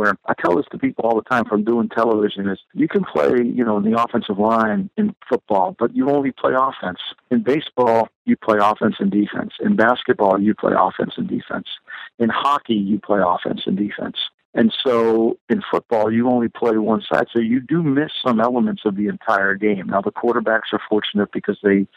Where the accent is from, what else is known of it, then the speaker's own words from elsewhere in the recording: New Jersey, United States; a kid growing up in New Jersey